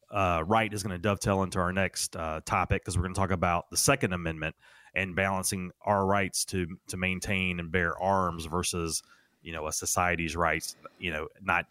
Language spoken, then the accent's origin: English; Raleigh, North Carolina, United States; I'm born and raised in Raleigh, North Carolina, but I have extended family up in the state of New York